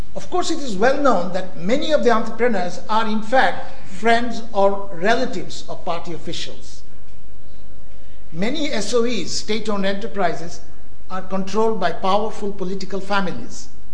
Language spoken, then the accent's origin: English; India; moved away; When I grew up in India